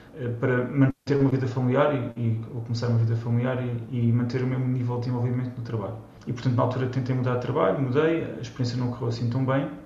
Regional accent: Almada, Lisbon, Portugal; moved away as an adult; also born or lived in Germany; now in Bern, Switzerland; eu sou de Nasci Almada, mas o meu pai é do Minho e a minha mãe é da Beira Baixa

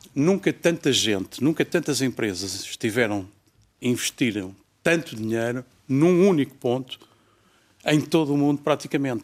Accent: Portugal

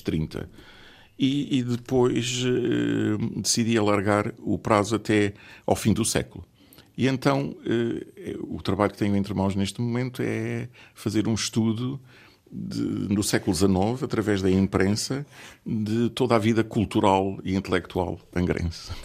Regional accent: Angra do Heroísmo, Azores, Portugal; also born or lived in Lisbon / Barcelona; natural de Angra do Heroísmo e aqui cresci

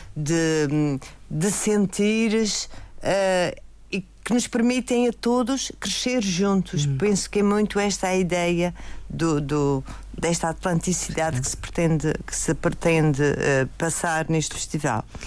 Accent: Madeira, Portugal; nós somos, nós madeirenses, somos feitos das nossas raízes

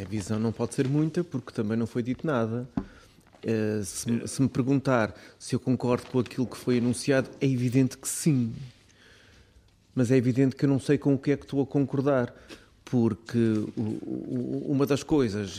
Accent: Terceira, Azores, Portugal; até como terceirense

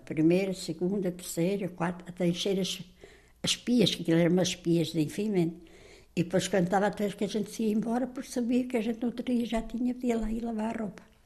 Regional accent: Azambuja, Lisbon, Portugal; fui nascida, criada e batizada aqui na, em Zambuja

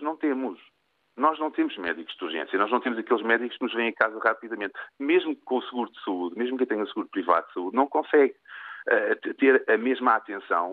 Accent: Portugal; also born or lived in Lisbon; enquanto português

